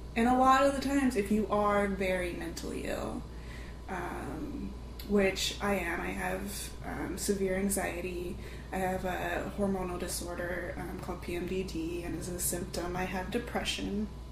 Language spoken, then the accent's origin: English; Fresno, California, United States; moved away; Originally, I'm from Fresno, California